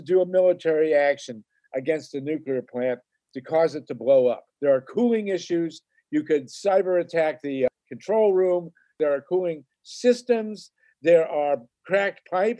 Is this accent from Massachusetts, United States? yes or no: yes; Boston, Massachusetts, United States; I was born in Boston